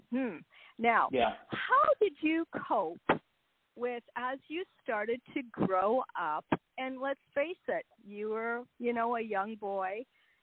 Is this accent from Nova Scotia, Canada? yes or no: no; Waterloo, Ontario, Canada; I grew up in Waterloo